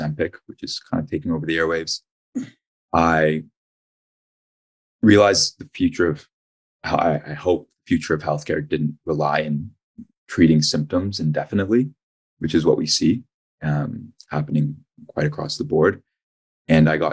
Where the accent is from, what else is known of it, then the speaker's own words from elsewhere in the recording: Ajax, Ontario, Canada; also born or lived in Toronto; I'm from Toronto originally, actually grew up in Ajax.